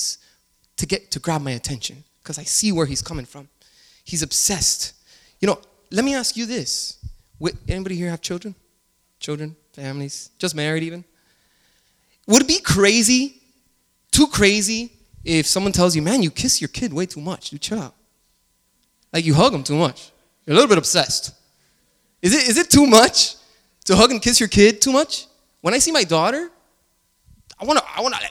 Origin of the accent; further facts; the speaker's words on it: Miami, Florida, United States; I grew up in Miami